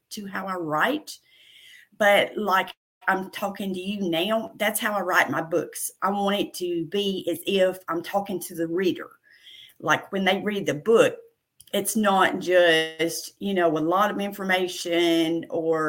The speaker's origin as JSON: {"language": "English", "region": "Middle Tennessee", "country": "United States", "tie": "born or raised there", "accent": "country, Southern", "said": "I was born and raised in Middle Tennessee. I'm a country girl. You can probably tell by my country accent, my Southern accent."}